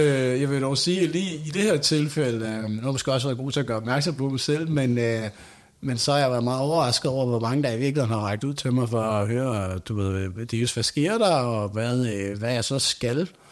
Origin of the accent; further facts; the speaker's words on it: Nykøbing Falster, Zealand, Denmark; now in Næstved, Denmark; jeg er fra Nykøbing Falster og Rinde. Øh, I Nykøbing øh, kender jeg jo rigtig mange, for der er vokset op